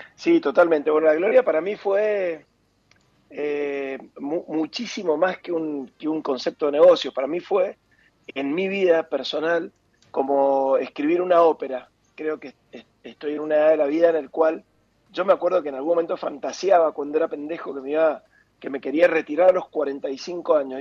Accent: Argentina; también somos Argentina

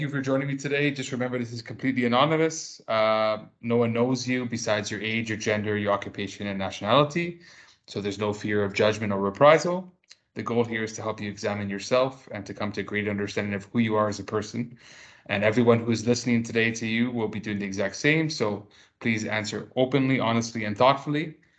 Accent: Toronto, Ontario, Canada; my hometown of Toronto, Canada

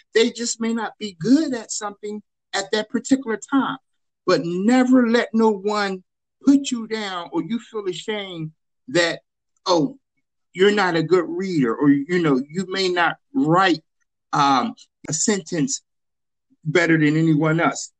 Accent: Chester, Pennsylvania, United States; I'm originally from Chester, born and raised in Chester, went to Chester High School

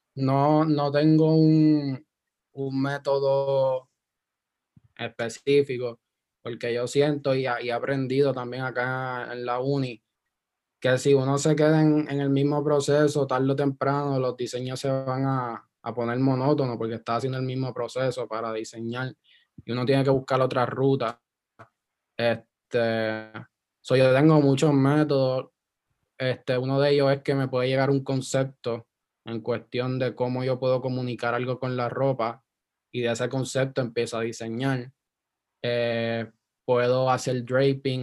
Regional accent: Guaynabo, Puerto Rico; moved away as an adult; also born or lived in Isla Verde, Puerto Rico; yo me crié en Guaynabo, yo soy Guaynabich

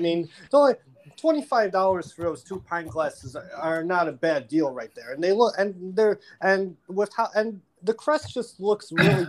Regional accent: Rochester, New York, United States; right here in my hometown of Rochester, New York.

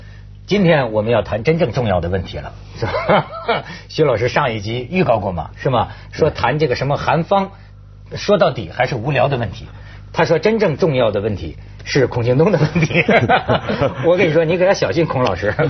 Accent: China; 说岭南大学的学生们帮我们大陆人说话呢，是不是？

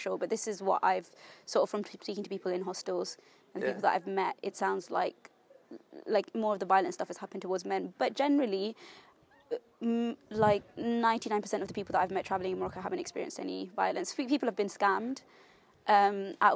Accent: London, United Kingdom; moved away as an adult; also born or lived in Liverpool; now in Isle of Man; I grew up in London, but I live on the Isle of Man

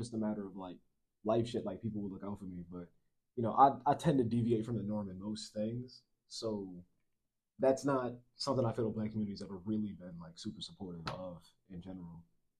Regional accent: New York City, New York, United States; also born or lived in Philadelphia; Like, I don't really dress like I'm from New York. I don't really dress like I'm from Philly.

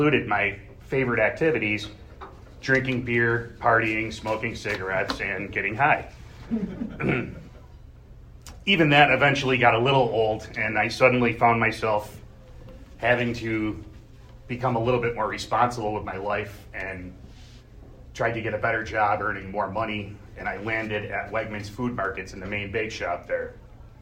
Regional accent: Gates, New York, United States; I grew up in Gates, surfing the edge of poverty

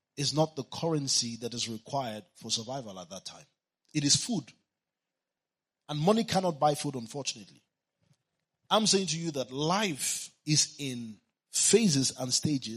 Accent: Kano, Kano State, Nigeria; I was born in Kano, and my father is still there

